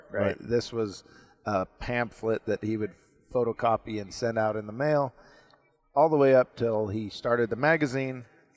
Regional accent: Arizona, United States; moved away as an adult; also born or lived in southern Utah; now in Utah, United States; I'm from Arizona originally. Uh-huh. That's where I grew up

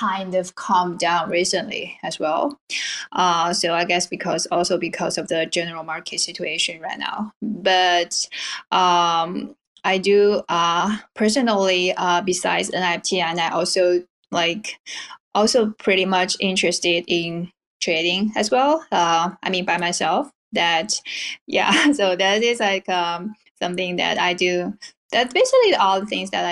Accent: China; I originally from China.

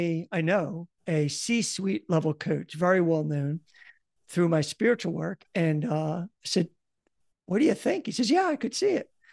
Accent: Philadelphia, Pennsylvania, United States; accent: Philadelphia; now in New Jersey, United States; I have a Philadelphia accent

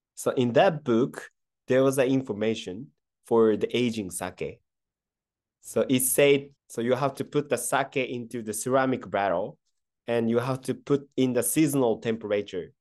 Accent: Kyoto, Japan; English is a second language; also born or lived in Tokyo / United States; I was born in Kyoto and raised up in, uh, Kyoto, but I moved to Tokyo for the university

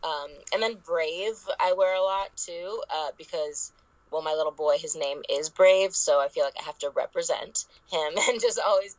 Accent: Los Angeles, California, United States; the whole subject of body image issues and growing up in Hollywood and comparison and trying to rebrainwash ourselves to love our flaws.

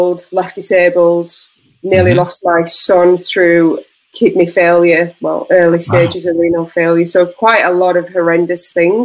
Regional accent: Yorkshire and the Humber, United Kingdom; Yeah, I'm not Australian, obviously. I'm from the north of England, where Yorkshire puddings are made.

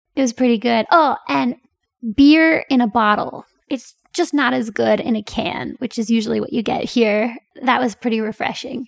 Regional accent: Pennsylvania, United States; moved away as an adult; also born or lived in Korea; now in South Korea; Pennsylvania, my home state

